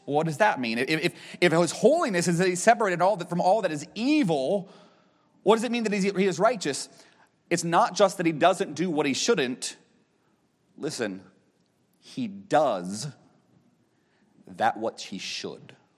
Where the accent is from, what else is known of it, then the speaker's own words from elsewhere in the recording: Erie, Pennsylvania, United States; moved away as an adult; also born or lived in Knoxville, Tennessee; I grew up in Erie, Pennsylvania, at Walnut Creek Baptist Church.